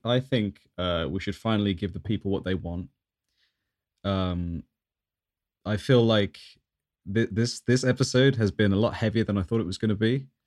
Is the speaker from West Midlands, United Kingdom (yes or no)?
yes; Birmingham, West Midlands, United Kingdom; growing up in Birmingham